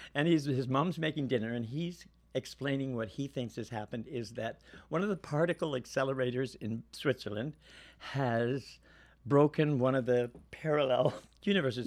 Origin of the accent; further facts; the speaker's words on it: Guelph, Ontario, Canada; moved away as an adult; also born or lived in Toronto / Vancouver; I'm born in Guelph, which is sixty miles from Toronto